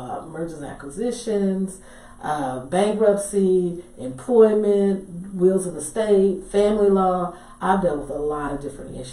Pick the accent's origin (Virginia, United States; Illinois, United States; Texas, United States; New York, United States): Texas, United States; Dallas; I'm from Dallas originally